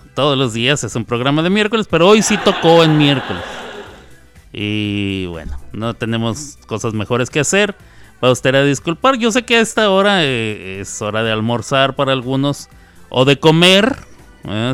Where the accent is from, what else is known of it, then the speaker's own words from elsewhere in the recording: Chihuahua, Mexico; En Chihuahua, de donde yo soy, cuando uno dice voy a almorzar, se está refiriendo a desayunar.